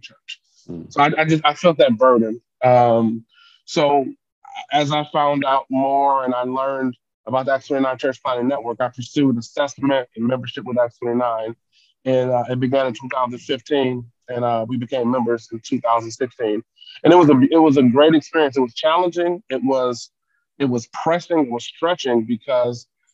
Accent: Detroit, Michigan, United States; I grew up in Detroit, born and raised in the city

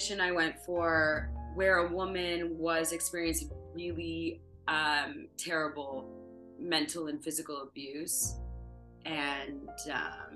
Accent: Ottawa, Ontario, Canada; now in Toronto, Canada; Where I grew up in Ottawa

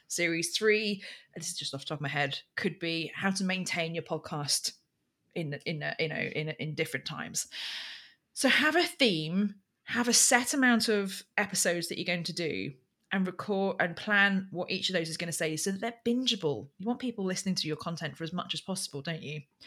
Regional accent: Berkshire, South East England, United Kingdom; I come from Royal Berkshire

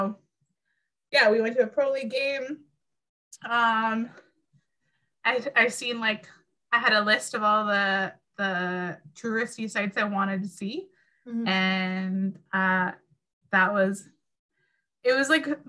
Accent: Northern Ontario, Canada; we grew up in Northern Ontario and it's like clear waters

